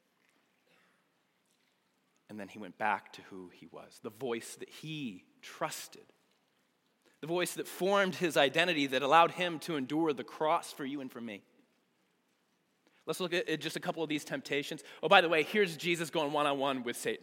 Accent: United States; being an American

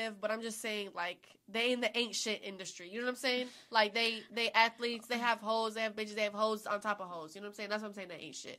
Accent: Florida, United States; I'm from Florida, bitch.

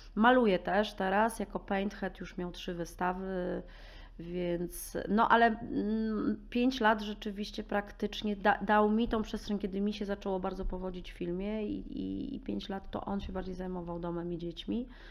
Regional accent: Warsaw, Masovian Voivodeship, Poland; Ja jestem urodzoną taką warszawianką z dziada Preda. Kocham Warszawę, kocham swoje miasto

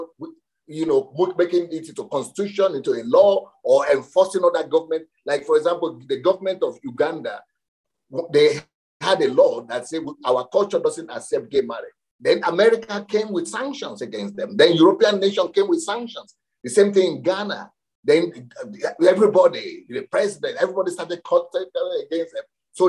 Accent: Ukraine; So, but when we go to other, people hear that I'm from Ukraine, they say, okay, so Ukraine now is like, we stand for all those evil things that they are fighting against.

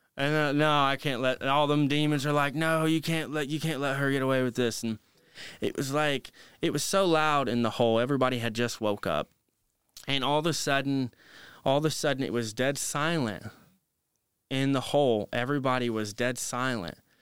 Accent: Marion, Indiana, United States; my hometown, Marion, Indiana

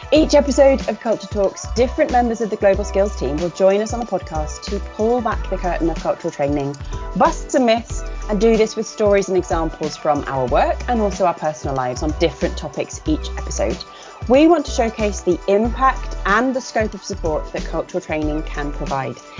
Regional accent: United Kingdom; moved away as an adult; also born or lived in Taiwan / Egypt; So, being British

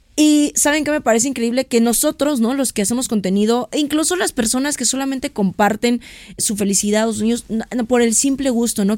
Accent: Mexico; como mexicanos

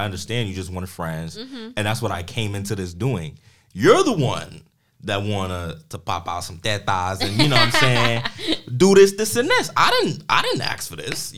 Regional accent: New York City, New York, United States; I'm from Harlem.

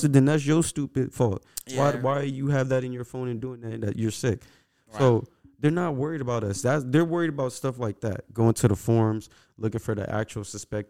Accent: United States; I'm from America

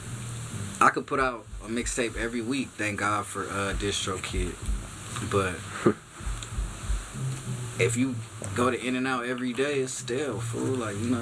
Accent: Long Beach, California, United States; I'm from Long Beach, California, north side, but all Long Beach. I lived everywhere from Artesia to Ocean

